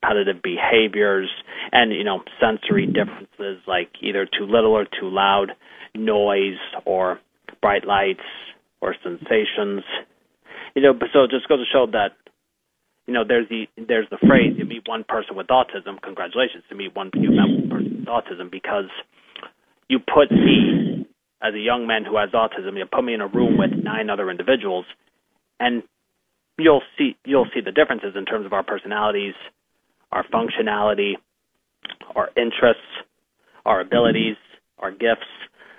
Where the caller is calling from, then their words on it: Mentor, Ohio, United States; I am calling from my home in Mentor, Ohio.